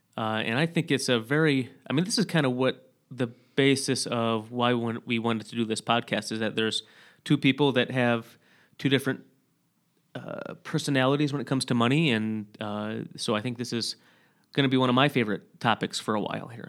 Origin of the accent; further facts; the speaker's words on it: Sturgis, Michigan, United States; moved away; from my hometown in Sturgis, Michigan